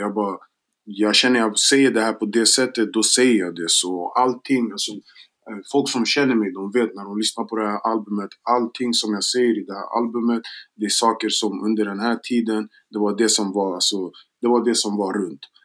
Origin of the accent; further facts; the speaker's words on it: Gambia; now in Sweden; jag är från Västafrika, jag är från Gambia